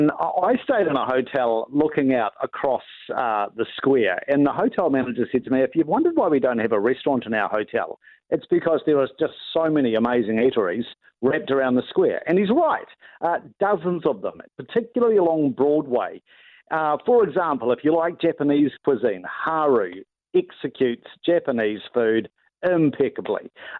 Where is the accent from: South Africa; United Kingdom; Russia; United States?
South Africa; being South African, you can expect extra generous portion sizes.